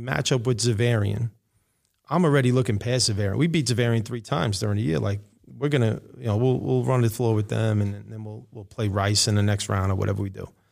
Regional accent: New York City, New York, United States; I grew up in Rego Park, uh, in Queens.

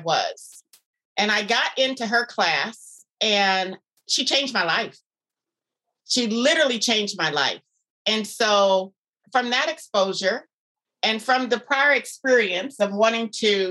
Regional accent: Miami, Florida, United States; moved away as an adult; now in Anchorage, United States; I grew up in Florida, Miami, Florida.

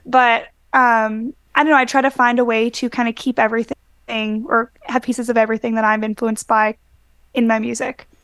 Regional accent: Winnipegosis, Manitoba, Canada; born or raised there; moved away; also born or lived in Brandon, Manitoba

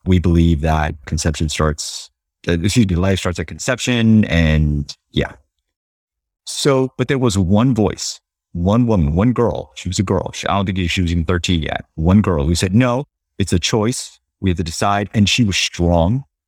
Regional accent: Los Angeles, California, United States; growing up in Los Angeles, go to Catholic schools

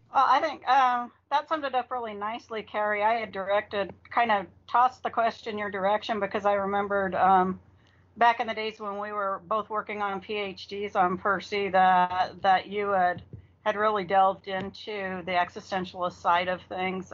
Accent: Arizona, United States; now in Virginia, United States; I'm originally from Arizona

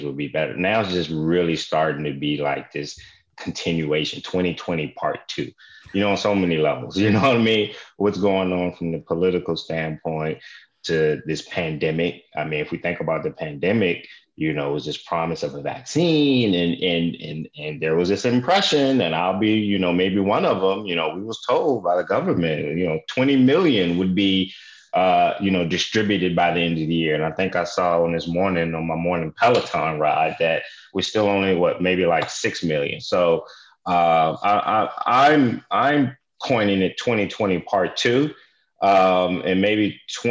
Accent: Richmond, Virginia, United States; I grew up in Richmond, Virginia

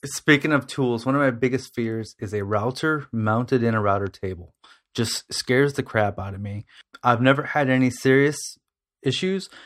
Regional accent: Toledo, Ohio, United States; I'm from Toledo, Ohio

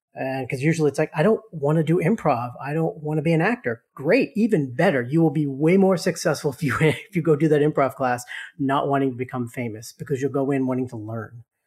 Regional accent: Boston, Massachusetts, United States; growing up in Boston

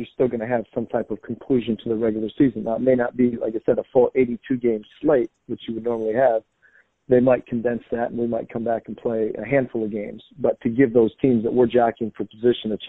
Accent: Delta, Ohio, United States; I grew up in Delta, Ohio, which is not far from you

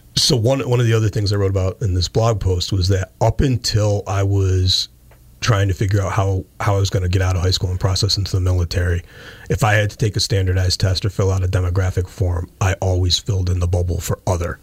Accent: Pittsfield, United States; I grew up in Cadwell Road on the west uh, west end of Pittsfield

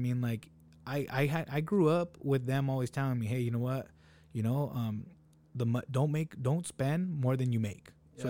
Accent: Salinas, California, United States; I was that kid growing up in Salinas.

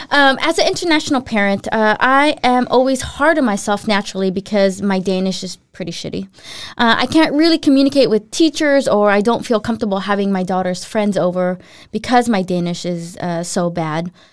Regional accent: Philippines; also born or lived in United States; now in Denmark; when I moved to the U S, and then when I'd go home to visit the Philippines, I was the, I was the foreigner. I was like, "But I'm Filipino."

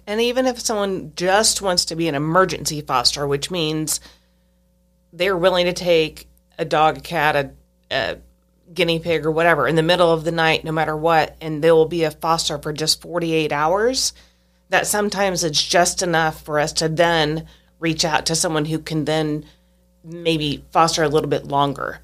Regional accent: Stilwell, Kansas, United States; I lived in Stillwell, Kansas until I was about sixteen years old

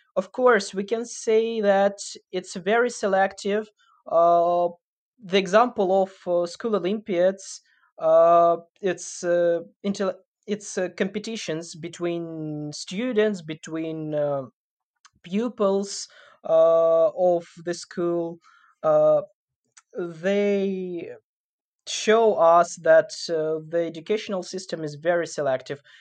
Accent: Sumy, Sumy Oblast, Ukraine; also born or lived in Kyiv; in Sumy, in my hometown now

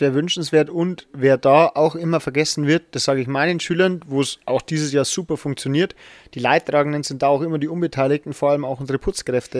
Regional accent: Regensburg, Bavaria, Germany; ich komme zwar aus Regensburg

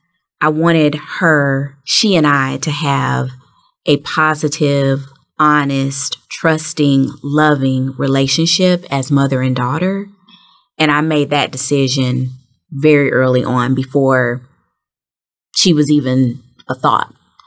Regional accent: Memphis, Tennessee, United States; born there; And, you know, remember I told you I was born in Memphis.

